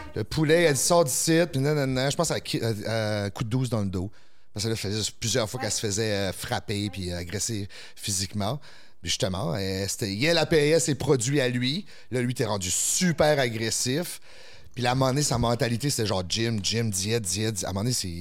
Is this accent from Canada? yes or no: yes; the Maritimes, Canada; moved away as an adult; now in Quebec City, Canada; Nous au Maritime, c'était 7 jours sur 7. J'ai déménagé à Québec pour continuer